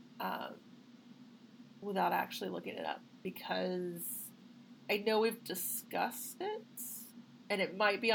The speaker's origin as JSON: {"language": "English", "town": "West Memphis", "region": "Arkansas", "country": "United States", "tie": "born or raised there", "said": "the West Memphis Three, which was a big case in my hometown"}